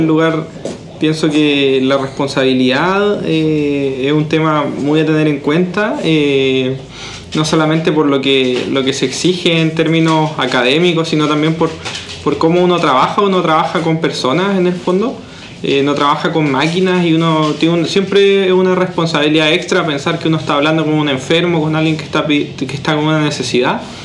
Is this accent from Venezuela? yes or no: no; La Unión, Los Ríos, Chile; moved away as an adult; also born or lived in Santiago, Chile; también soy de la Unión, unionino